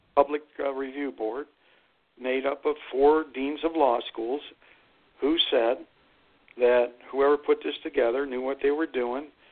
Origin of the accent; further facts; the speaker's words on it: Youngstown, Ohio, United States; I'm from the valley. I grew up there in Steel Town